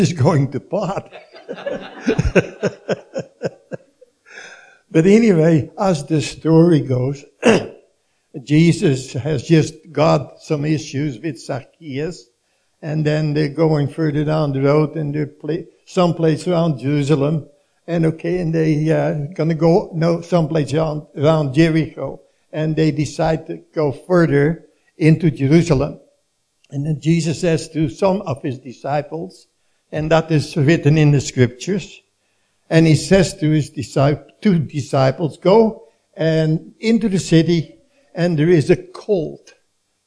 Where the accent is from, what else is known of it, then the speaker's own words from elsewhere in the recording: Leeuwarden, Friesland, Netherlands; moved away; my hometown in Leeuwarden, the northern part of Holland